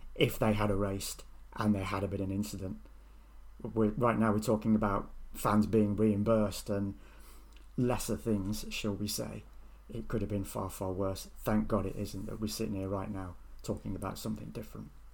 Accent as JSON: {"language": "English", "country": "United Kingdom", "said": "I'm British"}